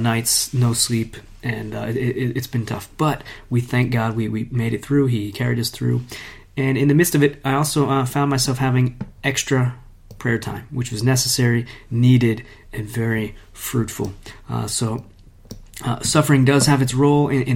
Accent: United States; now in Italy; As an American in Italy

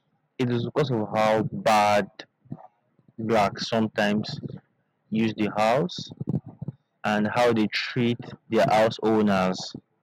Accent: Nigeria; moved away as an adult; now in Cyprus; I'm from Nigeria

